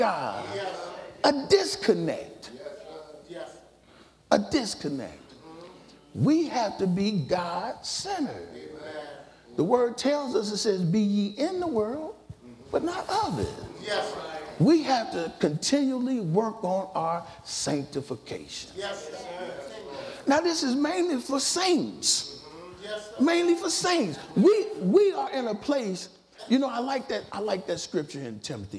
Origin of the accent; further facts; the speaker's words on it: Dayton, Ohio, United States; I was born in Dayton